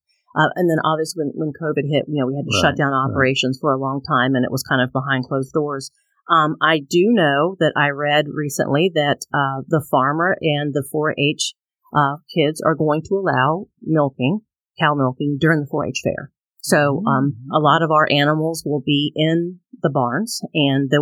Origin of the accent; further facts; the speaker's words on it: Lorton, Virginia, United States; I grew up in Lorton